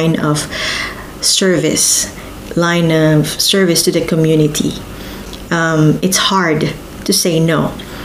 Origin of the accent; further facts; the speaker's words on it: Philippines; moved away as an adult; I've been living half of my life as a Filipino migrant